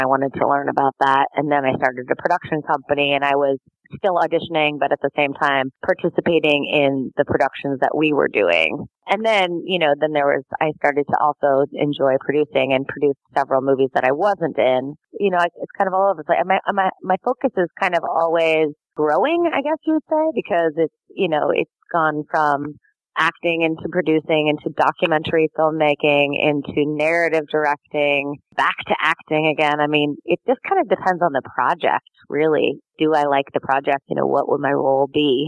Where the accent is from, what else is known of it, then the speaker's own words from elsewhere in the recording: Colorado, United States; I grew up in Colorado